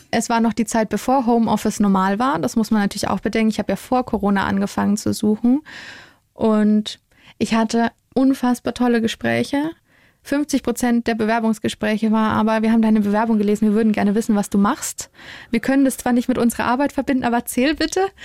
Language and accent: German; Bavaria, Germany; wir in Bayern